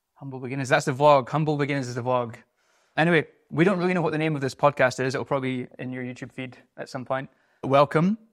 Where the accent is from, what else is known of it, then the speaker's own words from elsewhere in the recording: Scotland, United Kingdom; moved away; I'm a Scottish seventeen